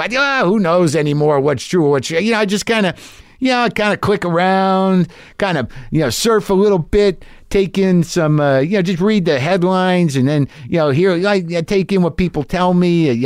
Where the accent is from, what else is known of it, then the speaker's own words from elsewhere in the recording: United States; as an American